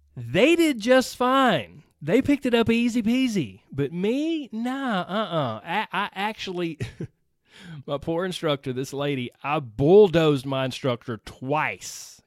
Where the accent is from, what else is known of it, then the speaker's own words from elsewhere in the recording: Georgia, United States; I was raised in Georgia. I still live in Georgia.